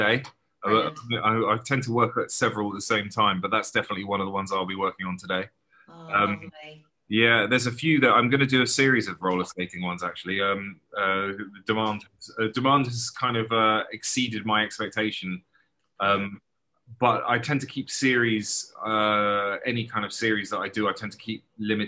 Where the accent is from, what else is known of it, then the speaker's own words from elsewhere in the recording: London, United Kingdom; moved away; I was born in early 70s and grew up in a place called Crouch End in North London